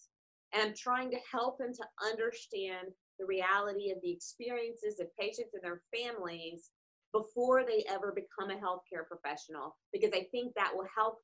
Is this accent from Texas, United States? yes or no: no; Paducah, Kentucky, United States; I grew up in Paducah, Kentucky on a farm